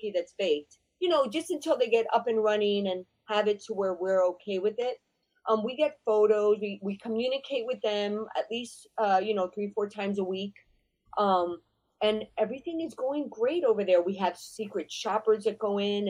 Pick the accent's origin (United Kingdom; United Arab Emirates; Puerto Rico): Puerto Rico; San Juan; moved away as an adult; also born or lived in Bronx, New York / Boston / New York / Las Vegas; now in Miami, United States; I'm from Santurce, which is around the capital of San Juan. And I moved there when I was one from the Bronx, New York. I grew up there